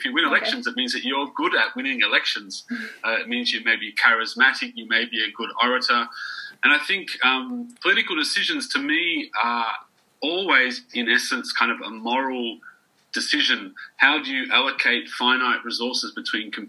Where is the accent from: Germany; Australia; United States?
Australia; now in Budapest, Hungary; I'm actually Australian, but I live in Budapest in Hungary